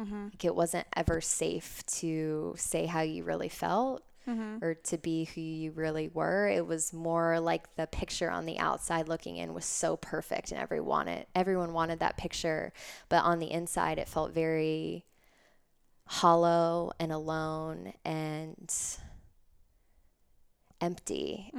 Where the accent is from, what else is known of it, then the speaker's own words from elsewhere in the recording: Davidson, North Carolina, United States; And I grew up in Davidson, Concord area, North Carolina.